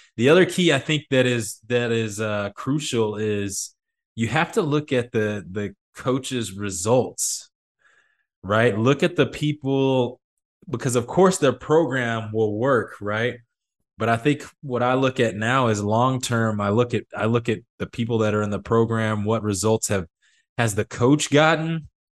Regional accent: Midland, Texas, United States; moved away; I come from Midland, Texas, where all we do is oil and play high school football

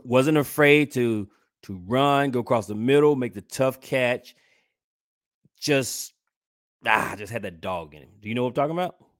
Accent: Georgia, United States; from my home state, which is Georgia

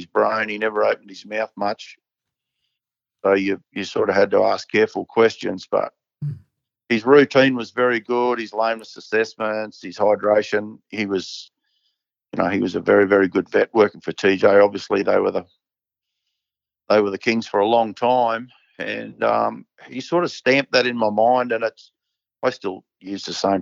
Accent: Queensland, Australia; moved away; from Queensland.

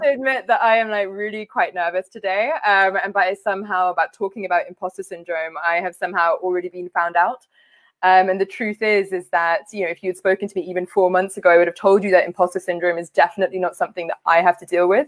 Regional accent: London, United Kingdom; also born or lived in Liberia; I grew up uh, in a working class South Asian community in West London.

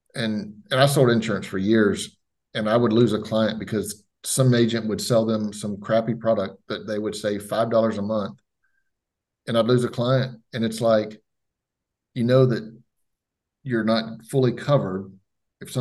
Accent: Florida, United States; moved away; my hometown back in Florida

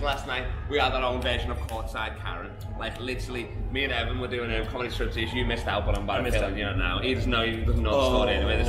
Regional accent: England, United Kingdom; now in Perth, Australia; I'm from England.

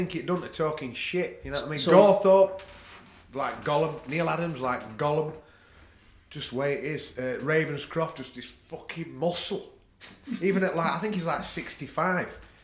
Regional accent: United Kingdom; we're from a British culture

